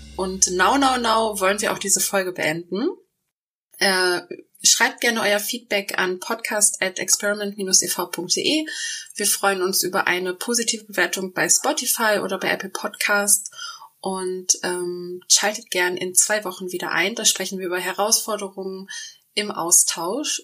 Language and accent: German; Hamburg, Germany; Mich als Hamburgerin